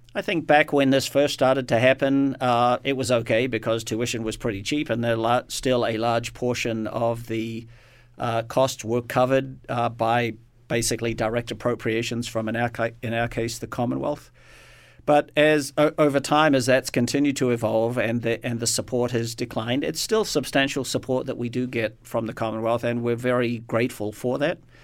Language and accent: English; New Zealand; moved away; born and raised, my home country is New Zealand